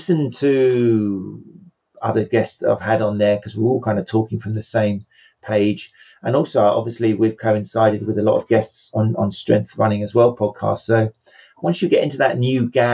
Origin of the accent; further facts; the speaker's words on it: England, United Kingdom; England, which is where obviously I'm from. You can tell probably by my accent